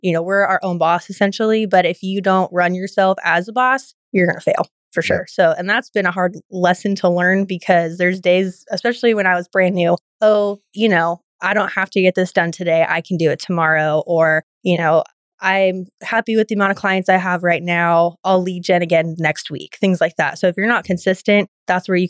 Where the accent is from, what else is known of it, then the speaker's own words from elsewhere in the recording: San Diego, California, United States; moved away as an adult; now in College Station, United States; I grew up in San Diego